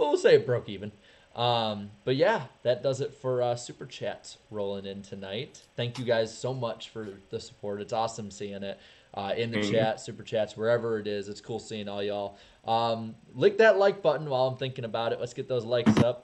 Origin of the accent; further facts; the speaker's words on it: United States; I'm American